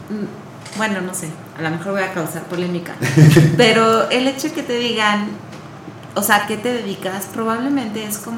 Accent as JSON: {"language": "Spanish", "region": "Querétaro", "country": "Mexico", "said": "Yo amo ser queretana."}